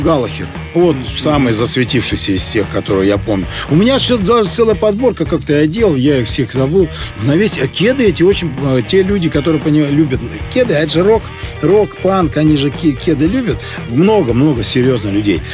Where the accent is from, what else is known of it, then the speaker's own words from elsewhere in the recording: Siberia, Russia; now in Saint Petersburg, Russia; я родом из Сибири